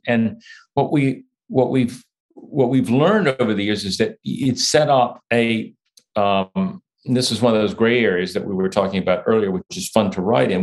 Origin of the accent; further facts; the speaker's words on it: United States; I'm an American